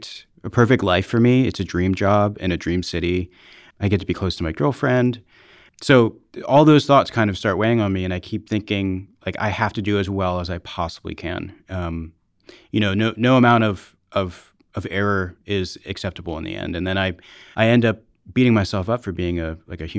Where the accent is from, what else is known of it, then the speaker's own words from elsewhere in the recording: Allentown, Pennsylvania, United States; I'm from Allentown, Pennsylvania